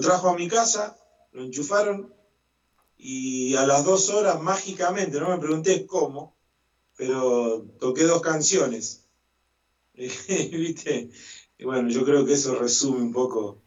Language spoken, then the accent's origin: Spanish; Las Parejas, Santa Fe, Argentina; now in El Trébol, Argentina; En las parejas, en mi ciudad natal